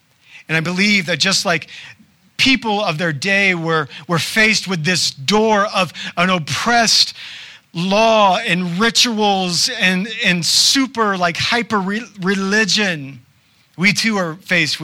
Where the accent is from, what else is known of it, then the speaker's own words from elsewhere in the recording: the South, United States; I'm from the South, y'all.